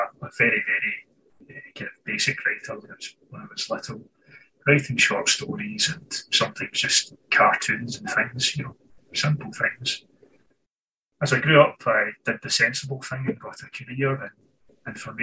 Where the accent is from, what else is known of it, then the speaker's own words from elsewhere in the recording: Scotland, United Kingdom; I was born and raised in Scotland, and here I remain